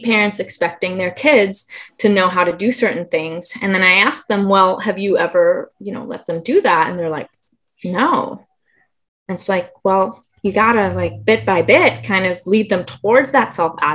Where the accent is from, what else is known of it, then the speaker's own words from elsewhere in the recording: Germany; now in Southern California, United States; I can't help but be born and raised in Germany.